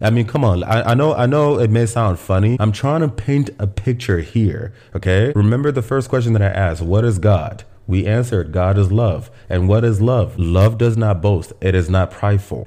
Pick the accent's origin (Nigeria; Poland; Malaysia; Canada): Nigeria; Aba, Abia; now in United States; I am Igbo and I was born and raised in the city of Aba